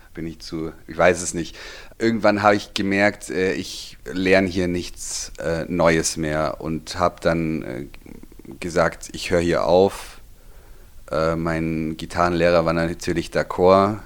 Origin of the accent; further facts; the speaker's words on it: Füssen, Bavaria, Germany; ich bin geboren in Füssen, hier aufgewachsen, hier zur Schule